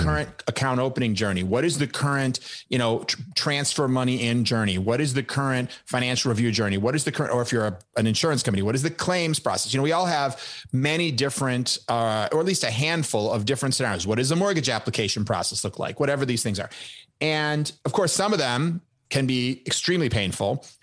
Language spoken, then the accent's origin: English; Chicago, Illinois, United States; I grew up in Chicago